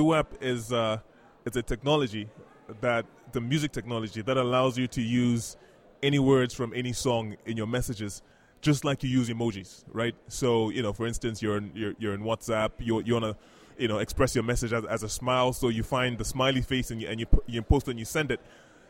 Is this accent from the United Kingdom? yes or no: no; Botswana; also born or lived in Ghana; The growing up originally from Ghana, like we mentioned, but I grew up in Botswana, actually.